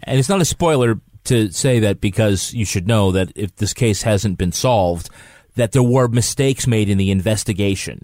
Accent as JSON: {"language": "English", "country": "United States", "said": "I'm American"}